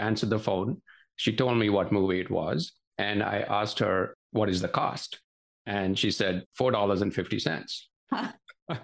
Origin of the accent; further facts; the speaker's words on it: Mumbai, Maharashtra, India; moved away as an adult; now in United States; growing up in Bombay, it was a very cosmopolitan city.